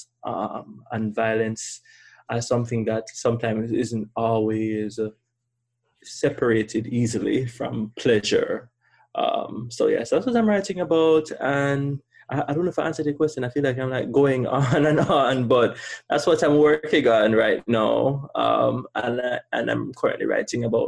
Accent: Kingston, Jamaica; moved away as an adult; also born or lived in Pennsylvania; now in Miami, United States; I'm from Kingston, above you.

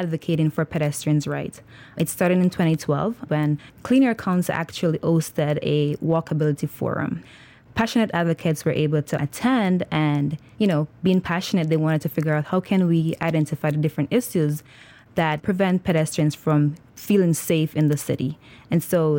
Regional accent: Jamaica; now in Philadelphia, United States; I am originally from Jamaica

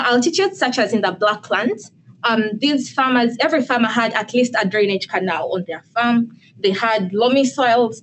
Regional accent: Uganda; now in United States; I'm originally from Uganda, and I'm in the Biological and Ag Engineering Department

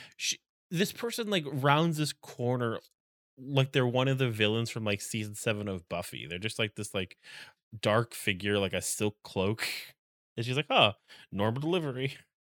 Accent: New England, United States; I'm from New England

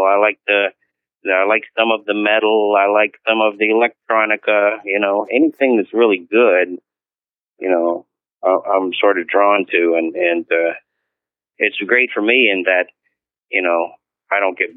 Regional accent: United States; also born or lived in Shreveport, Louisiana / Arkansas / Texas / Las Vegas; now in Manhattan, United States; I was born in Louisiana and grew up in Arkansas and Texas, I moved here a long time ago

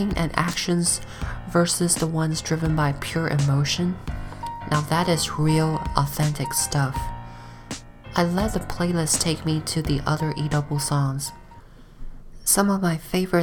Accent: China; now in United States; I grew up in China

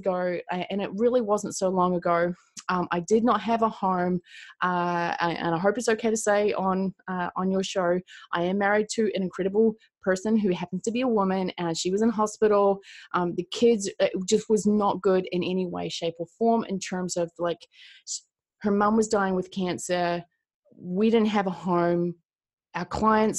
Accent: Christchurch, Canterbury, New Zealand; I'm from Christchurch, New Zealand

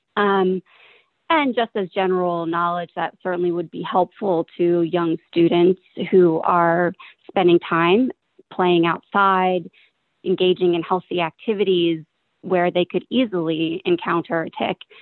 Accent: Philadelphia, Pennsylvania, United States; I have lived in this area my entire life. I lived in the suburbs, close, not far from where I live now, and then moved into Philadelphia with my mom, where I was from third grade all the way through the middle of high school

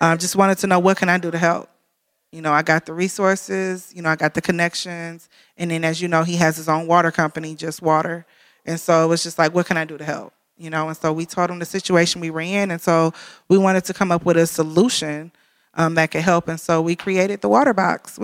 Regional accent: Detroit, Michigan, United States; now in Flint, United States; we're from Detroit

